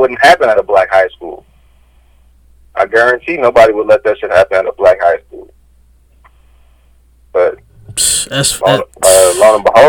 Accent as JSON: {"language": "English", "town": "Inglewood", "region": "California", "country": "United States", "tie": "born or raised there", "said": "I grew up in LA. Shit, I grew up in Inglewood."}